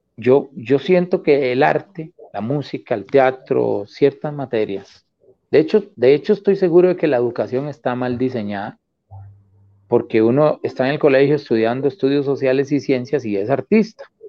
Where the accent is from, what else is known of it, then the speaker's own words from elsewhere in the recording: Costa Rica; also born or lived in New Orleans, Louisiana, United States / Alajuela / Desamparados / Río Segundo; Cuando yo me vine de New Orleans, vivimos en Alajuela como, tal vez vivimos un año, y ahí nos fuimos para Desamparados